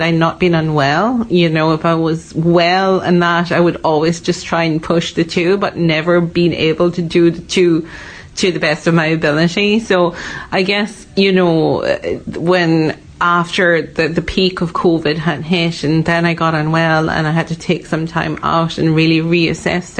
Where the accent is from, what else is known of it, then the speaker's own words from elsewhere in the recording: Malaysia; moved away as an adult; also born or lived in Dublin, Ireland; now in Donegal, Ireland; I am originally from Malaysia. I was born in Malaysia, went to school in Malaysia, and I first came to Ireland for college.